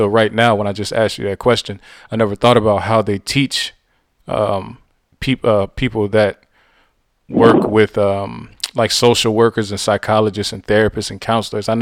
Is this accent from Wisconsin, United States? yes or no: no; Youngstown, Ohio, United States; Growing up on the South Side